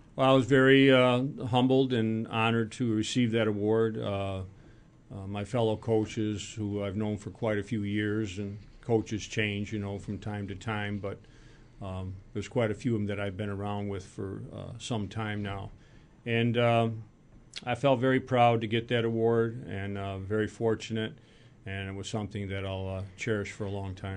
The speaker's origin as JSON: {"language": "English", "town": "Rochester", "region": "New York", "country": "United States", "tie": "born or raised there", "said": "I grew up in Rochester"}